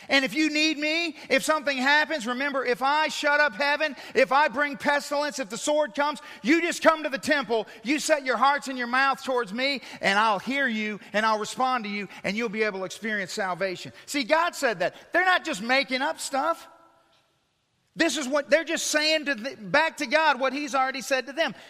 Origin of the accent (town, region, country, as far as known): United States